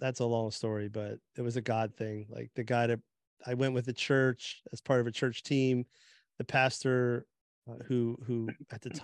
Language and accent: English; New Jersey, United States; I grew up in Jersey area